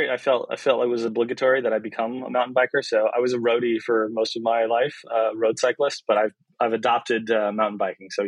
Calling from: Marin, California, United States; Uh, I'm dialing in from uh, my home office in Marin.

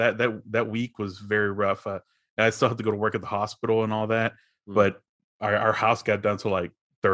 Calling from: Fort Worth, Texas, United States; Fort Worth, Texas.

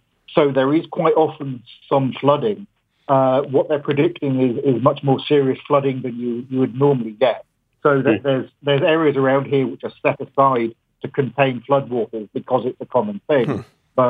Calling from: Huntingdon, East of England, United Kingdom; I'm calling from Huntingdon in England.

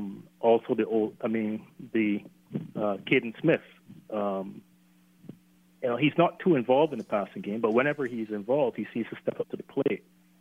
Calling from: Barbados; So I'm calling from Barbados.

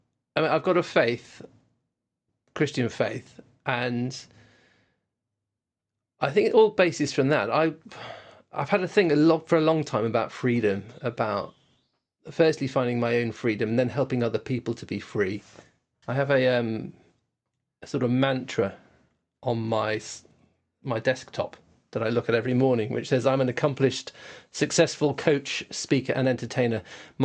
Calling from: Oxford, South East England, United Kingdom; I'm right in the middle of Oxford. You can probably hear the birds singing outside.

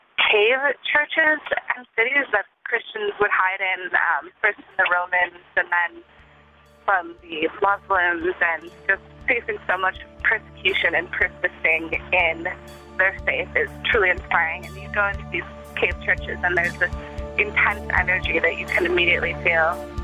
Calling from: Chicago, Illinois, United States; I'm from Chicago, and I was just listening to a program on Israel.

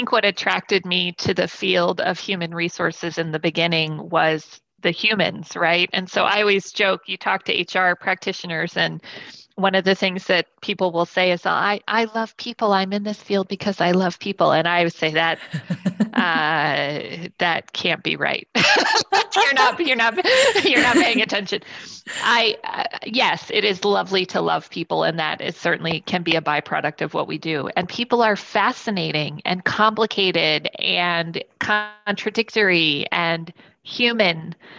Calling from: Charlotte, North Carolina, United States; I am in Charlotte, North Carolina in the United States.

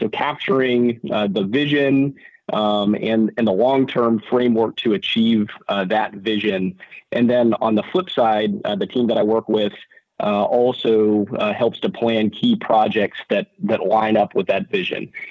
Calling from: Oahu, Hawaii, United States; So I am calling, uh, from Oahu this morning.

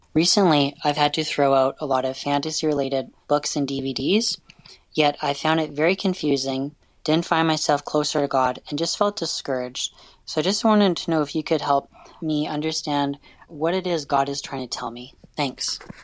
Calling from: Alberta, Canada; I'm calling from Alberta, Canada

